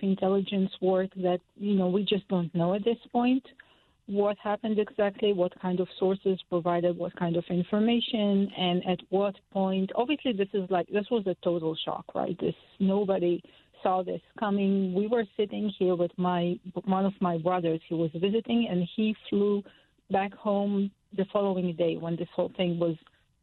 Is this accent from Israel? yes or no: yes; Israel; moved away; we were born and bred in Israel, and we are in our 50s now